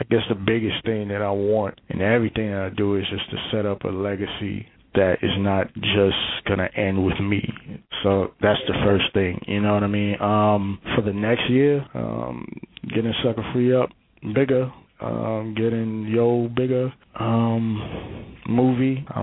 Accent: Brooklyn, New York, United States; and I'm from Brooklyn, so I'm starting

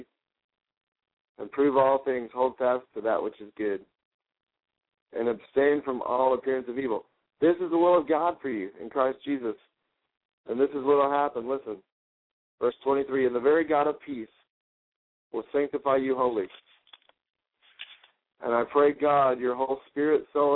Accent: Garland, Texas, United States; my hometown, which is Garland, Texas

